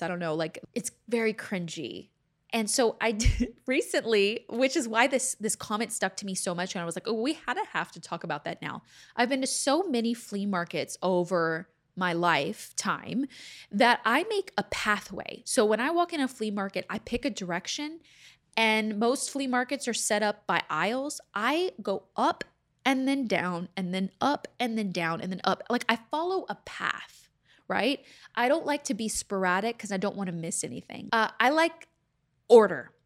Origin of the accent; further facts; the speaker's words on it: Texas, United States; accent: Southern; moved away as an adult; also born or lived in Louisiana; now in Los Angeles, United States; I am from there. I grew up there